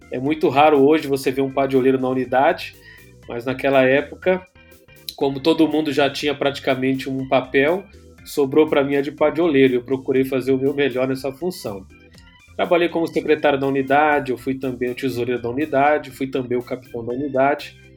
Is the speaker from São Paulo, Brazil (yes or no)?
yes; São Paulo, Brazil; also born or lived in Rio de Janeiro / João Pessoa; Que eu nasci no Rio de Janeiro, fui criado em São Paulo, mas eu fui procurar fazer faculdade em outro estado, lá no Nordeste, lá em João Pessoa, no estado da Paraíba.